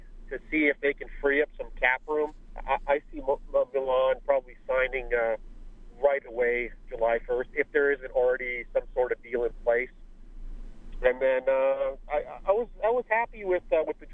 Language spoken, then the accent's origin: English; Windsor, Ontario, Canada; now in Phoenix, United States; my hometown of Windsor, Ontario